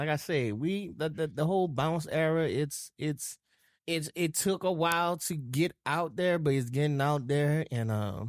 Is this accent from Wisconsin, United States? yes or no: no; New Orleans, Louisiana, United States; she was like, where are you from? I said, New Orleans. She's like, you don't have a Louisiana accent, a Southern accent.